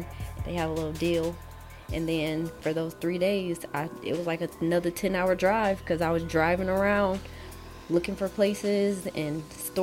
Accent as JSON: {"language": "English", "region": "Michigan", "country": "United States", "moved": "as an adult", "lives_now": "Los Angeles, United States", "said": "I'm from Michigan"}